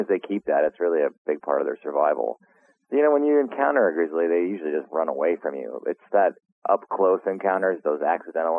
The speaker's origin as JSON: {"language": "English", "region": "Montana", "country": "United States", "tie": "born or raised there", "said": "I was born and raised in Montana"}